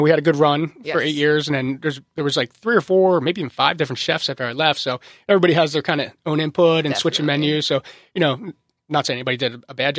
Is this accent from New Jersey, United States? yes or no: yes; New Jersey, United States; moved away as an adult; now in San Diego, United States; No, I grew up in New Jersey, South